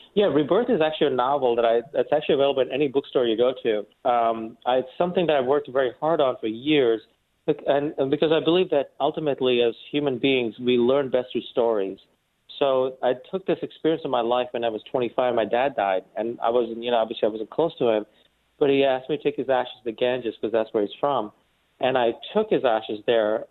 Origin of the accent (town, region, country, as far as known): New York City, New York, United States; born or raised there; also born or lived in India